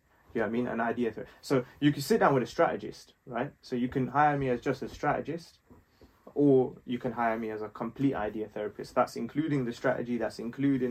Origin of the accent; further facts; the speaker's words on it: London, United Kingdom; also born or lived in Nepal; grew up in West London